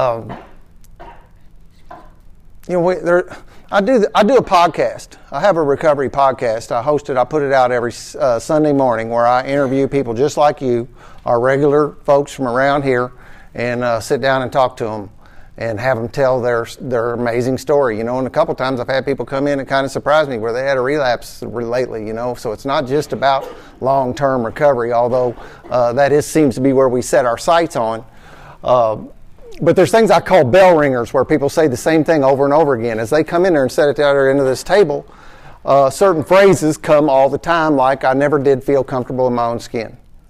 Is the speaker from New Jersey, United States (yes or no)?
no; New Albany, Indiana, United States; I was born and raised in New Albany, Indiana. Never have lived anywhere else